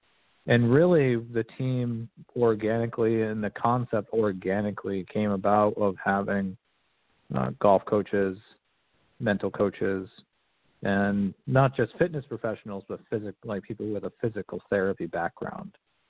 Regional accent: Connecticut, United States; I'm from Connecticut originally. You know, I really haven't lived in the area for very long, for almost 20 years.

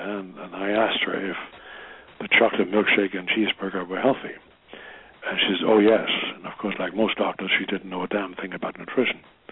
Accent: Germany; now in United States; I was from Germany.

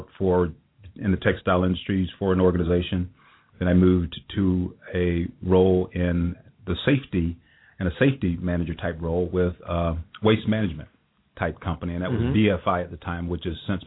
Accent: South Carolina, United States; moved away as an adult; now in Cincinnati, United States; I grew up in South Carolina many years ago

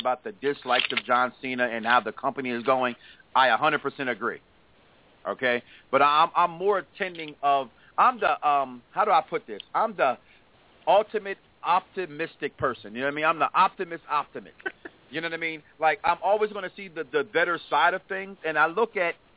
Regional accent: Chicago, Illinois, United States; I grew up in Chicago

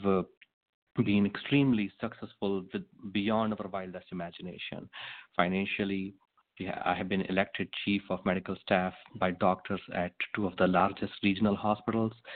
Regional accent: India; moved away as an adult; also born or lived in Manhattan, New York; now in Shasta County, United States; I was born in India, and uh, 24 years ago, I moved to United States

